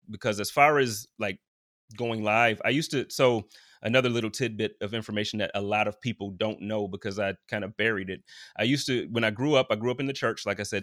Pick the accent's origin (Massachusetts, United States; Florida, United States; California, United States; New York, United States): New York, United States; Buffalo; moved away as an adult; now in Indianapolis, United States; growing up in Buffalo